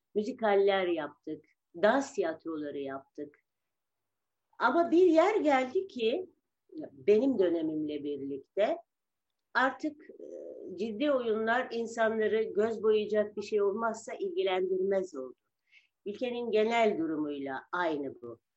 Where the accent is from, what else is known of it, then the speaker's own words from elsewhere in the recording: Istanbul, Turkey; also born or lived in Kınalıada; Ya ben de Arta da Burgazlıydık. Biz Burgaz'da büyüdük.